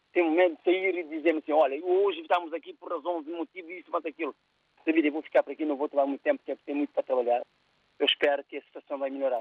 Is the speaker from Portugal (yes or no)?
no; Cape Verde; moved away; o que tem acontecido na minha terra é inaceitável. Cabo Verde